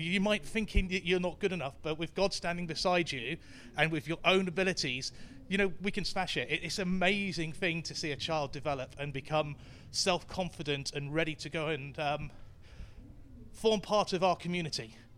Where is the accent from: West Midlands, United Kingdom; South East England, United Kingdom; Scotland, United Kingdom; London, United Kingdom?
South East England, United Kingdom; Basingstoke; I'm from Basingstoke, North Hampshire.